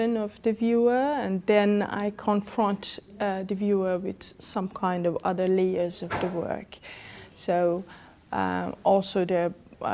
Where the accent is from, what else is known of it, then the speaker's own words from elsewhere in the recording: Iran; moved away as an adult; now in Germany; I come from Iran